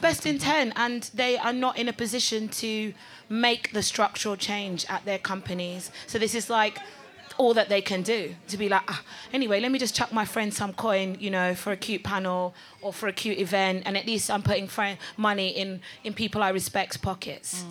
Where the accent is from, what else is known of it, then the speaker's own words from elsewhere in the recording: Delta, Nigeria; I'm Nigerian and I'm from Delta State.